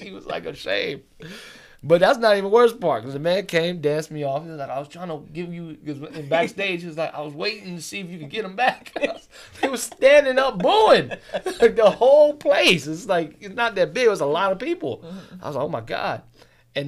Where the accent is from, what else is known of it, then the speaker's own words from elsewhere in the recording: Miami, Florida, United States; moved away; I'm from Miami